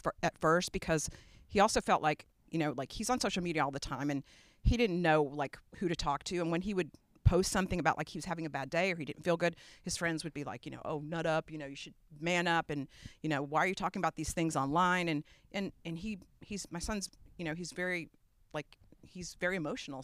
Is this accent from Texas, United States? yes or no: no; New York City, New York, United States; now in Austin, United States; I grew up in New York, in Brooklyn, New York